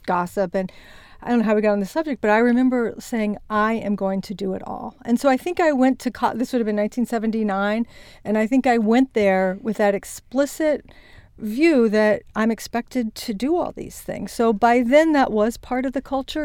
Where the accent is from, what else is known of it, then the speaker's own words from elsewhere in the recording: Winchester, Virginia, United States; moved away as an adult; also born or lived in Morgantown, West Virginia / New Jersey / Connecticut; my parents promptly moved to a small town in Vir-, Virginia, Winchester, Virginia, which is in the heart of the Shenandoah Valley. And that's where I grew up until I went to college